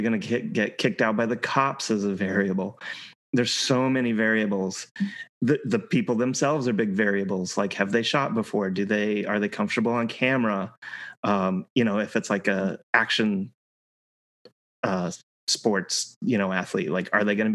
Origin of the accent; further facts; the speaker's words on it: Colorado, United States; moved away as an adult; I grew up in Colorado. I lived in Colorado my entire life up until just a couple of years ago